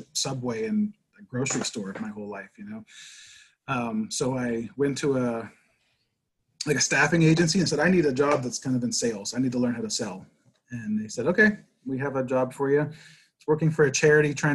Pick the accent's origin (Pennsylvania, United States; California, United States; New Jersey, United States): Pennsylvania, United States; Pittsburgh; I grew up in Pittsburgh.